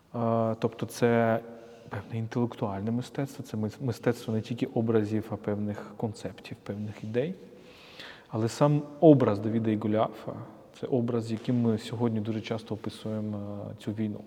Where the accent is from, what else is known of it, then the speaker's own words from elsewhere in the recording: Kyiv, Ukraine; ми, як з тобою, як кияни